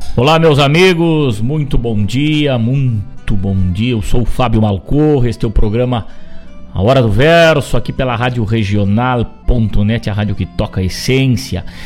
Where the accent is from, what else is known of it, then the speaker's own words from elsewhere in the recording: Rosário do Sul, Rio Grande do Sul, Brazil; moved away; lá na minha terra